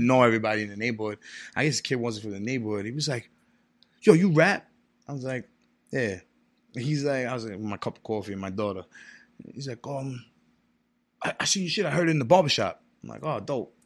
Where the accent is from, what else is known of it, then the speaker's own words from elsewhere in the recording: New York City, New York, United States; moved away as an adult; also born or lived in Far Rockaway / Brooklyn / New Jersey / Florida; Staten Island is really where I grew up